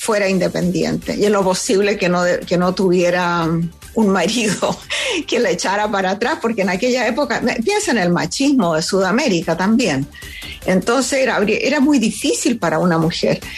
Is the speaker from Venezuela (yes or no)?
yes; Venezuela; moved away as an adult; now in United States; esa fue la época en que me vine de Venezuela a, eh, a vivir a los Estados Unidos, inmigré a los Estados Unidos porque me enamoré de un tipo aquí.